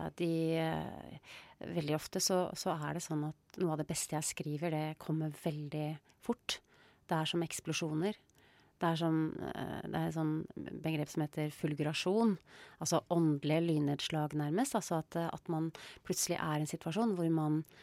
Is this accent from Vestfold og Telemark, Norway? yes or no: yes; Rjukan, Vestfold og Telemark, Norway; Da jeg vokste opp på Rjukan, så sa jeg hun, jeg sa ikke hun